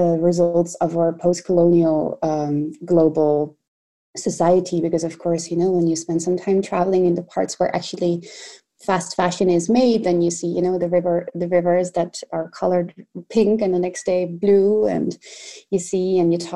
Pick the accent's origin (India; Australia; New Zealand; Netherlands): Netherlands; The Hague, South Holland; I grew up in The Hague